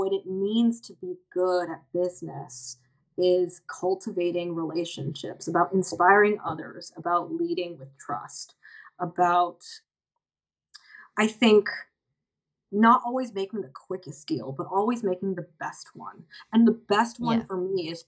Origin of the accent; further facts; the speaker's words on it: United States; outside of America, where I'm from